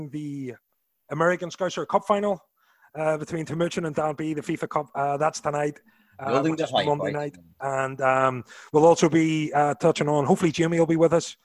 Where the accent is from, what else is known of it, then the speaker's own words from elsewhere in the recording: Ireland; moved away as an adult; also born or lived in Orlando; now in Knoxville, United States; being Irish and moving to America